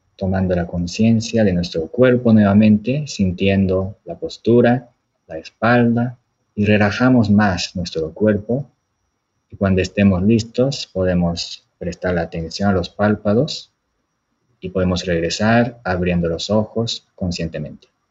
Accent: Japan; moved away; soy de Japón

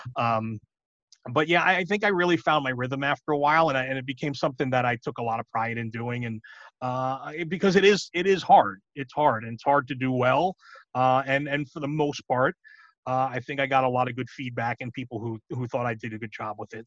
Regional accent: New York, United States; moved away; I grew up in New York

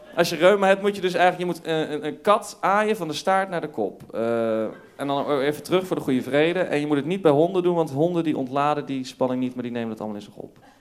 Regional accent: North Brabant, Netherlands; ik, ik kom uit Brabant. Ik, ja. ik groeide op in Brabant in een klein dorpje.

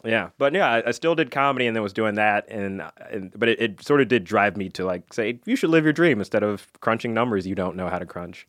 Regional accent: Alabama, United States; I went to school in Alabama.

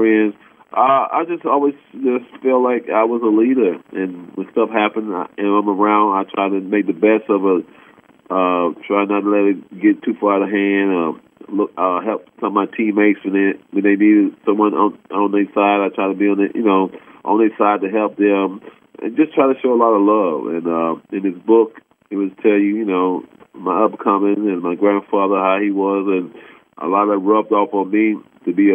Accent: Cleveland, Ohio, United States; moved away; Cleveland always will be home. That's why I'm born and raised.

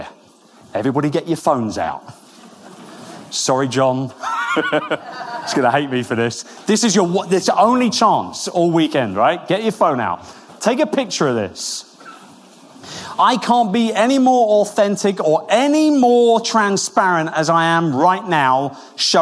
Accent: Wimbledon, London, United Kingdom; moved away; I'm from Wimbledon. I was born about 10 minutes away from Centre Court

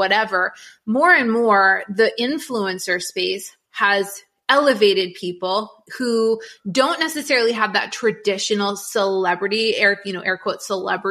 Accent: New England, United States; moved away; I grew up in New England

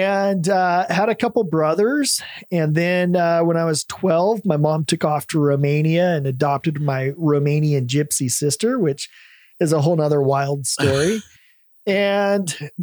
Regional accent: Salem, Oregon, United States; I grew up in Salem, Oregon, in the Willamette Valley

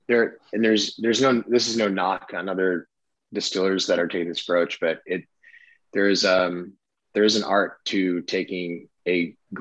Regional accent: Traverse City, Michigan, United States; I'm born and raised in Traverse City, Michigan, which again is northern Michigan on the coast of Lake Michigan

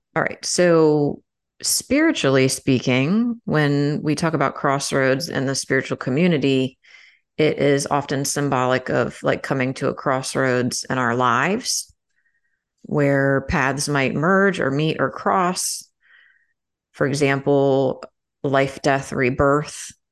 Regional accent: Maryland, United States; now in Florida, United States; growing up in Maryland, I probably would have had more opportunity

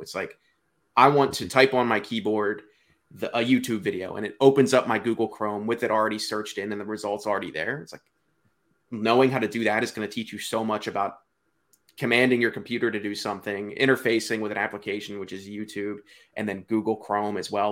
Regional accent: Delaware, United States; I'm from Delaware.

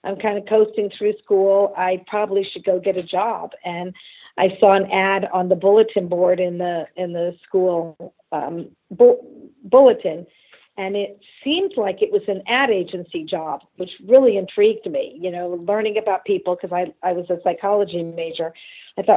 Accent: Los Angeles, California, United States; also born or lived in San Francisco / Frankfurt, Germany; I must have been about 6 years old when we moved back to LA. And, you know, so that's where I'm from

